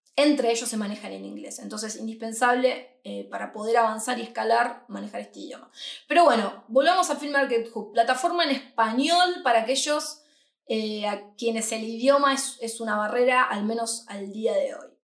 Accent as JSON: {"language": "Spanish", "country": "Argentina", "moved": "as an adult", "lives_now": "Madrid, Spain", "said": "nosotros somos de Argentina, hace un año que estamos instalados aquí en Madrid"}